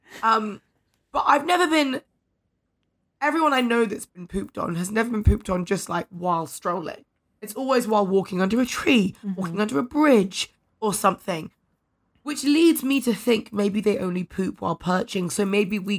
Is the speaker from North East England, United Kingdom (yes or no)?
no; London, United Kingdom; I'm a Londoner. I'm a dyed-in-the-wool Londoner.